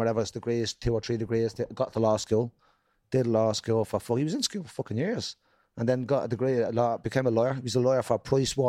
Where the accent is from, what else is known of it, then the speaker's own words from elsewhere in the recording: Dublin, Leinster, Ireland; growing up in Jobstown in the 80s and 90s